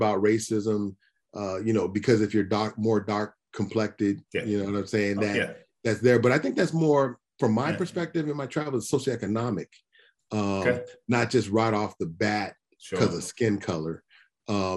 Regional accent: United States; being an American and being in the US

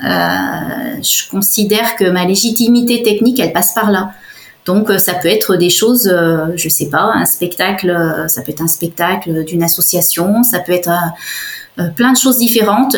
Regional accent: Savoie, Auvergne-Rhône-Alpes, France; l'environnement montagne dont, j'étais issue, parce qu'il faut savoir que je suis savoyarde de, naissance

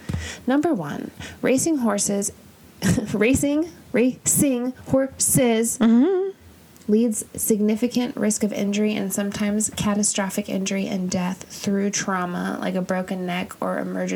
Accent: La Jolla, California, United States; I'm from La Jolla.

